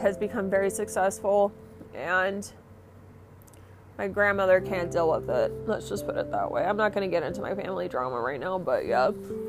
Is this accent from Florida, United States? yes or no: yes; Orlando, Florida, United States; We're from Orlando, Florida.